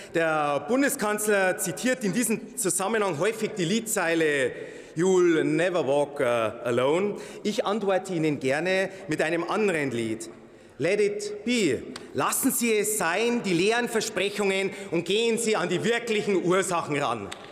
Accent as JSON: {"language": "German", "area": "Landshut-Kelheim", "region": "Bavaria", "country": "Germany", "said": "In meiner Heimatregion Landshut-Kelheim"}